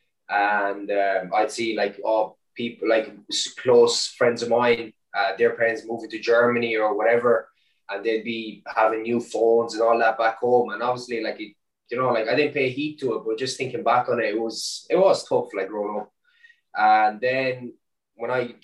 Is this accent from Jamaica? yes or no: no; Ireland; also born or lived in Romania; growing up in Ireland, or obviously coming from Romania when I was such a young age, being that foreigner, kind of, you know, I moved to Ireland when I was 7